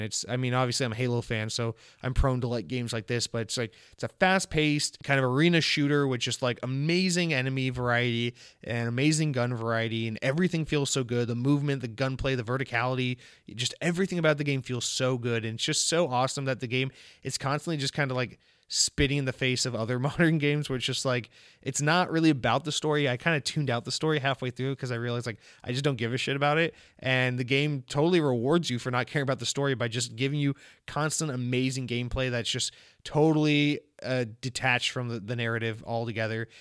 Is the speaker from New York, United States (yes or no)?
no; Georgia, United States; I'm from Georgia. I'm from the home of Chick-fil-A. And, um, Chick-fil-A is something I grew up